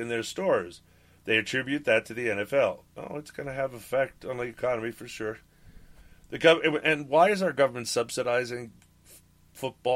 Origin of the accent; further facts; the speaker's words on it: Long Island, New York, United States; when I was growing up in Long Island